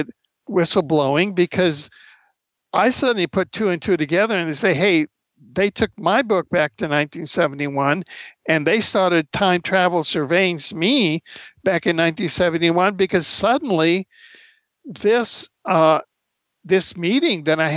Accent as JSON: {"language": "English", "country": "Cuba", "tie": "born or raised there", "moved": "yes", "said": "I grew up in Cuba"}